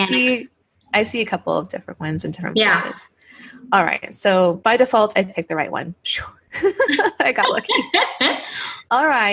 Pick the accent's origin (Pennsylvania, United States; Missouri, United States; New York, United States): Missouri, United States; St. Louis; I just grew up in the St. Louis area